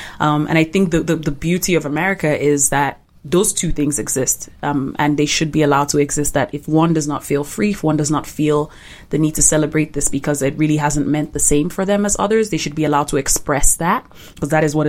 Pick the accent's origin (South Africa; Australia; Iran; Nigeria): Nigeria; You know, posted an independence for Nigeria. I'm from the Igbo tribe, and we experienced a genocide by the northern tribe in Nigeria.